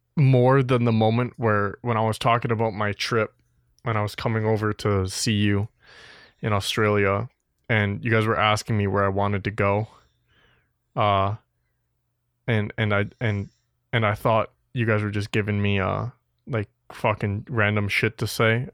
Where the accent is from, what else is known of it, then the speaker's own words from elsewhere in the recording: Wisconsin, United States; me and …, we're from Wisconsin